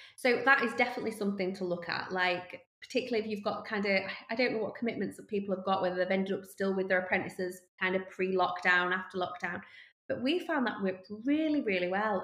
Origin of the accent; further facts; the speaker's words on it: Yorkshire and the Humber, United Kingdom; we're from Yorkshire.